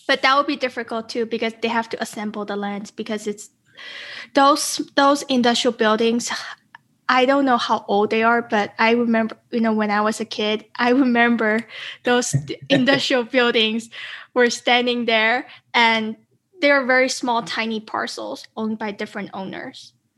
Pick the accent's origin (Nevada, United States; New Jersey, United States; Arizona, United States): Nevada, United States; Las Vegas; Las Vegas, it's my hometown